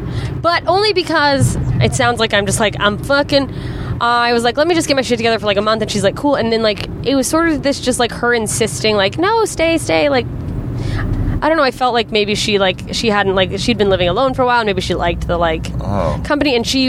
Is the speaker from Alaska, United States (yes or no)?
yes; Anchorage, Alaska, United States; moved away; In my hometown, Anchorage, Alaska